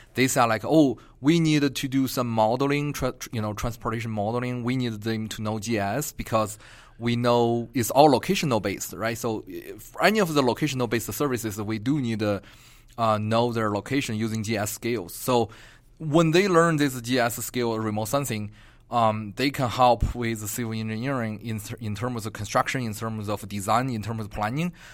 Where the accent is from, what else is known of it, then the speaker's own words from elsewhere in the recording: Beijing, China; moved away as an adult; also born or lived in Atlanta, Georgia; now in Albuquerque, United States; Originally, I'm from Beijing